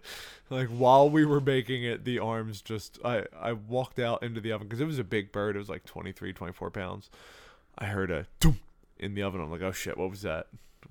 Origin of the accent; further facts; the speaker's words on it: Ireland; Yes, but I don't speak with that accent. I'm Irish.